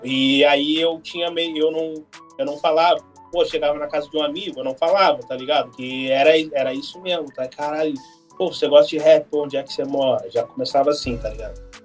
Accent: Porto Alegre, Rio Grande do Sul, Brazil; eu sou de Porto Alegre

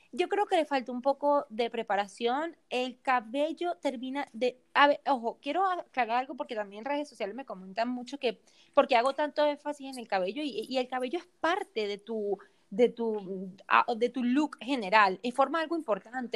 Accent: Venezuela; soy venezolana

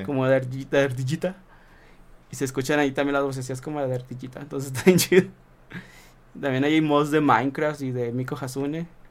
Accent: Saltillo, Coahuila, Mexico; somos de Saltillo

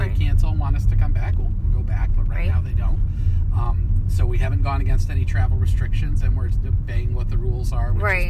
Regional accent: United States; moved away as an adult; now in United Kingdom; I'm very American

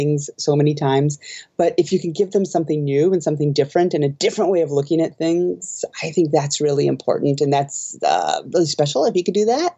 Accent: Omaha, Nebraska, United States; moved away as an adult; now in Japan; I'm from Omaha, Nebraska recently, and it's just prairie.

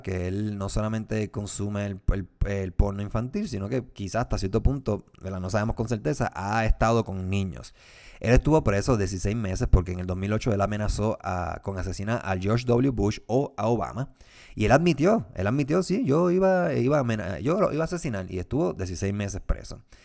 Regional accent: Puerto Rico; yo soy puertorriqueño y obviamente lo que sucede en mi país me preocupa

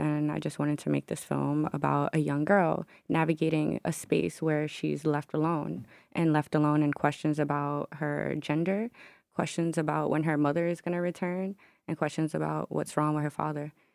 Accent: Newark, New Jersey, United States; moved away as an adult; now in Brooklyn, United States; I'm from Newark, New Jersey

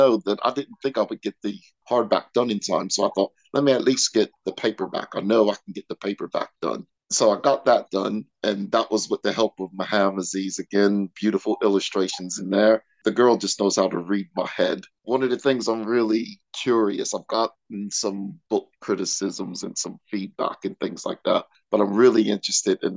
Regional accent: York, Pennsylvania, United States; moved away as an adult; also born or lived in Pittsburgh, Pennsylvania / Nottingham / Manchester; now in Peterborough, United Kingdom; I was born in Pittsburgh, Pennsylvania. I was raised in York, Pennsylvania.

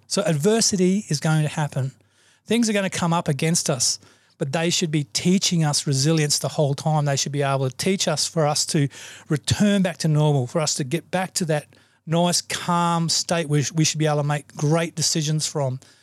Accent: Australia; I'm an Australian

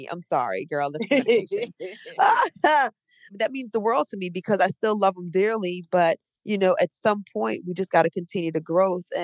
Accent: Trinidad & Tobago; born there; I was born in Trinidad and Tobago, and she used to be a singer

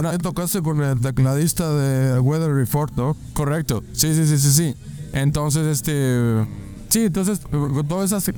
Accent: Chihuahua, Mexico; soy de Chihuahua, Chihuahua.

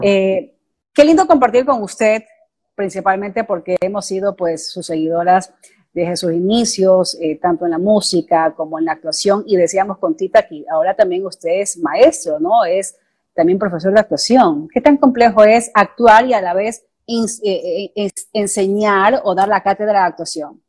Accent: Guayaquil, Guayas, Ecuador; Ambas somos ecuatorianas guayaquileñas

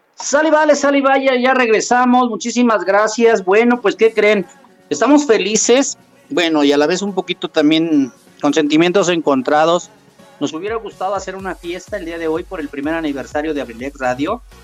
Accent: Mexico City, Mexico; also born or lived in Oaxaca / Los Reyes La Paz, State of Mexico; Yo soy originario de, de Oaxaca. Yo ya me crié en la Ciudad de México no soy chilango

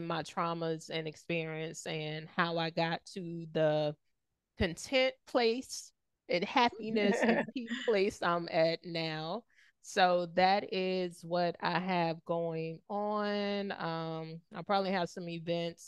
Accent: the South, United States; growing up in the South

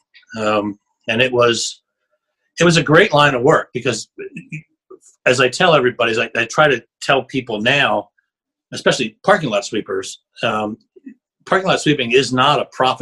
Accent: Shippensburg, Pennsylvania, United States; I'm from Shippensburg, Pennsylvania, just south of Harrisburg.

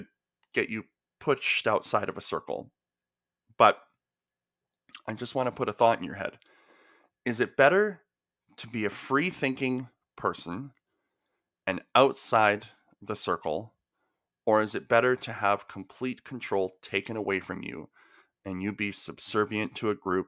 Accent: the Okanagan, British Columbia, Canada; I grew up in the Okanagan

